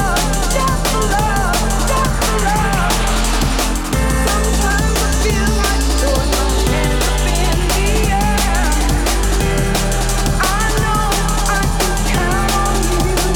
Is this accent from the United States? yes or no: no; Canada; we're Canadian.